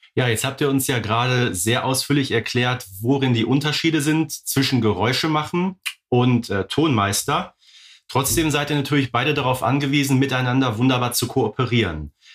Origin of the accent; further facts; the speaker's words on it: Ruhr area, North Rhine-Westphalia, Germany; Bei uns im Ruhrgebiet